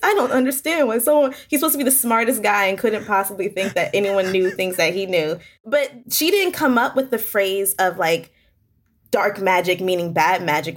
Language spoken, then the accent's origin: English; Hampton, Virginia, United States; I'm from Virginia. I'm from Hampton, Virginia.